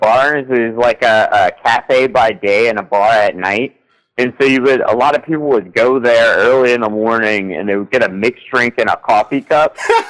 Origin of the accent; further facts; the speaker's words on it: Louisiana, United States; Yeah, I'm from Louisiana.